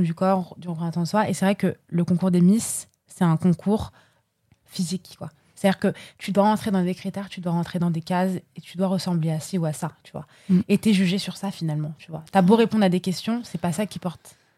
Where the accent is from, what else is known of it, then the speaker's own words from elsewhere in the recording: Paris, Île-de-France, France; parisienne depuis toujours, hein. J'ai pas d'origine, euh, de droite ou gauche, comme les gens peuvent, euh, peuvent dire en général, mais voilà, je viens de Paris, je suis parisienne